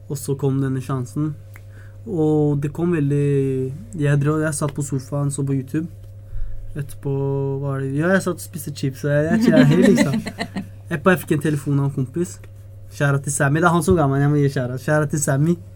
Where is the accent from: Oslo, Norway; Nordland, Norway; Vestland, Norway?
Oslo, Norway; Det er stedet jeg kommer fra. Det er viktig å alltid kjære til han kommer fra Ellingsrudsen. Der er jeg fra, altså.